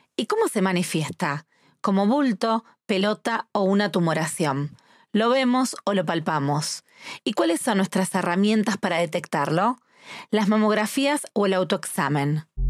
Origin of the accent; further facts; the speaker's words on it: Rosario, Santa Fe, Argentina; soy argentina